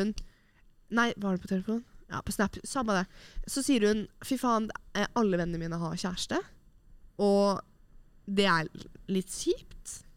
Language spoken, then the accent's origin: Norwegian; Oslo, Norway; moved away as an adult; mine nære og kjære hjemme i Oslo